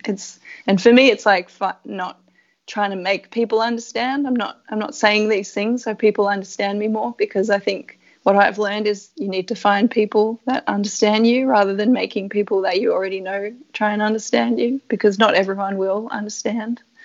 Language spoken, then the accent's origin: English; Canberra, Australian Capital Territory, Australia; moved away as an adult; also born or lived in Europe; where I grew up in Canberra is such a great place to live